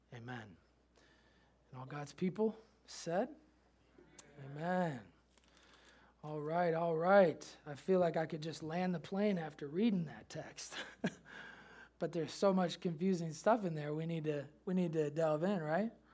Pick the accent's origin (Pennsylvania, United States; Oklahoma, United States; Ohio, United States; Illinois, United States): Illinois, United States; Chicago; moved away; also born or lived in Memphis; growing up in Chicago, Michael Jordan fan